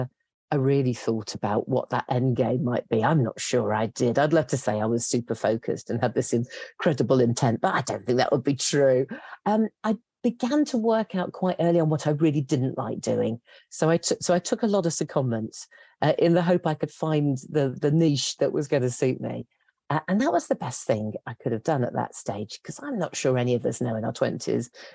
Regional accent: West Midlands, United Kingdom; moved away as an adult; also born or lived in London; And I grew up in the West Midlands, which at that stage was struggling as a place to get work.

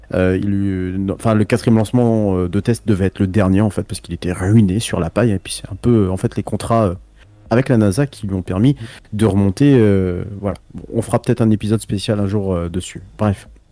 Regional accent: France; nous en tant que Français

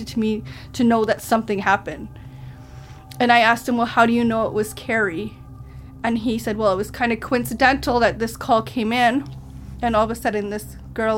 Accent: Thompson, Manitoba, Canada; I was born and raised in Thompson.

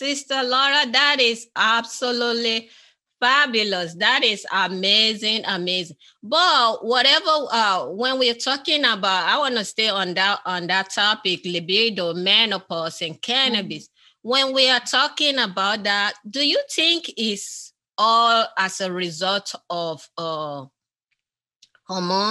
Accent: Nigeria; I'm from Africa, western part of Africa, originally Nigeria

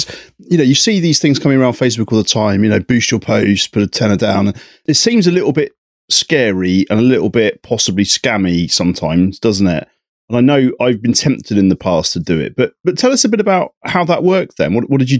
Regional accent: Isle of Wight, South East England, United Kingdom; I'm from the Isle of Wight

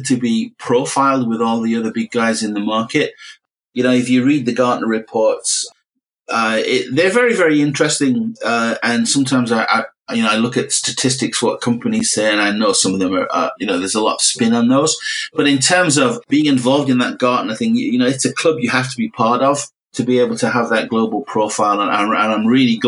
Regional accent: Middlesbrough, North East England, United Kingdom; I'm from Middlesbrough

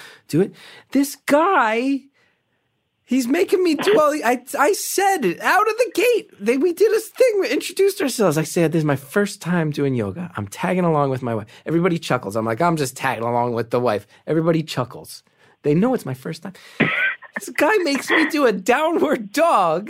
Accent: New Jersey, United States; I'm from North Jersey

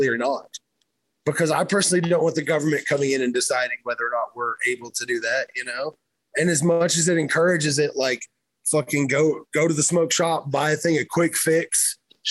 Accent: Kentucky, United States; moved away; I grew up in Kentucky

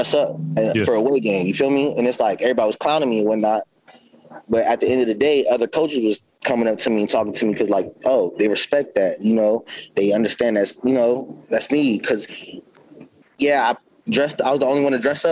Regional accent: California, United States; now in Baltimore, United States; I'm always going to be from Cali. I'm from Cali

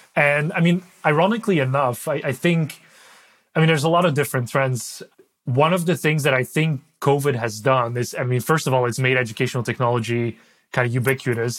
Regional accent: Belgium; first language Dutch; English is a second language; moved away; I'm from Belgium originally. So uh, Dutch is my is my native language

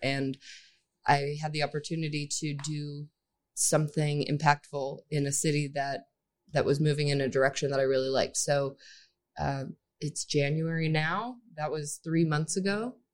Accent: Grand Junction, Colorado, United States; moved away as an adult; also born or lived in Los Angeles / Colombia / Chicago; now in Tulsa, United States; I was born in Grand Junction, Colorado, then moved to Los Angeles to go to school at U S C

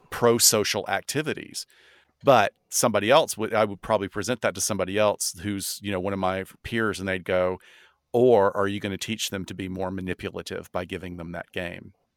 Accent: the South, United States; I'm from the South

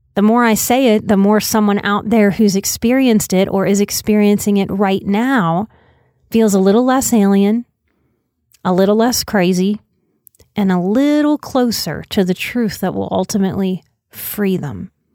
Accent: New Orleans, Louisiana, United States; moved away as an adult; I'm a New Orleans native, born and raised till I was twenty-nine

